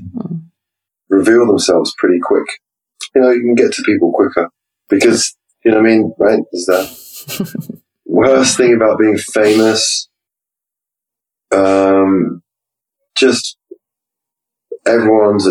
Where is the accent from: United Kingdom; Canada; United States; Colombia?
United Kingdom; England; go back to being English, uptight